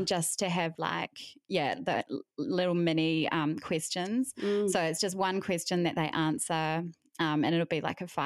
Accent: New Zealand; moved away as an adult; also born or lived in Melbourne, Australia / United States; now in Brisbane, Australia; I'm originally from New Zealand, but haven't lived there since 2011.

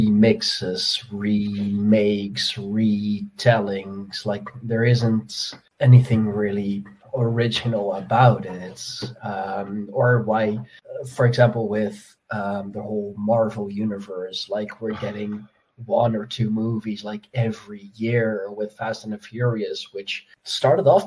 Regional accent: Netherlands; I'm from the Netherlands

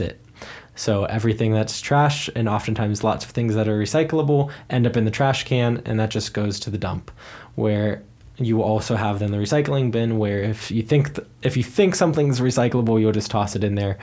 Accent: United States; also born or lived in Germany; I'm an American living in the US.

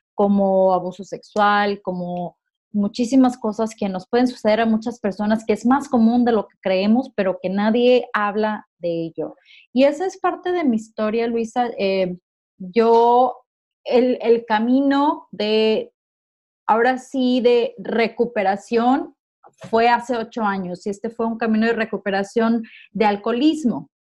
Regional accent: Puerto Vallarta, Jalisco, Mexico; moved away as an adult; now in Liverpool, United Kingdom; yo soy originaria de Puerto Vallarta. Tengo cuatro años y medio aproximadamente que me vine a vivir a Inglaterra, a Liverpool

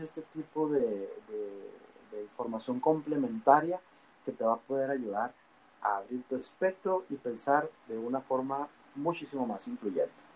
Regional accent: Mexico; somos los mexicanos

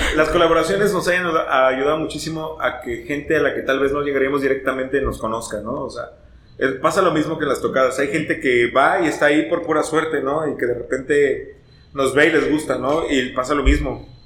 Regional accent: Martínez de la Torre, Veracruz, Mexico; now in Xalapa, Mexico; nací en el Hospital de las Monjas de Martínez de la Torre

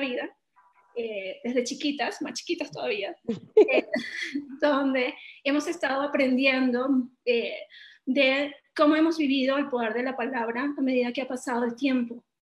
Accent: Venezuela; venimos de Venezuela, un país que ha estado en crisis durante mucho tiempo

